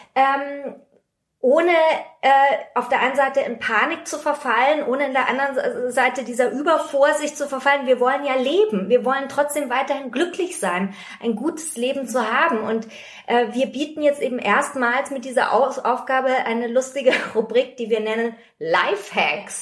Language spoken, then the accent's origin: German; Germany; bei uns in Deutschland